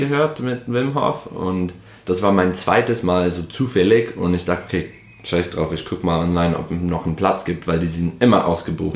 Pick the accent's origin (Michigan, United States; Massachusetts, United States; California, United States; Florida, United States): Michigan, United States; Detroit; German is a second language; moved away as an adult; also born or lived in Berlin, Germany; now in Germany; ich komme aus Detroit, Michigan.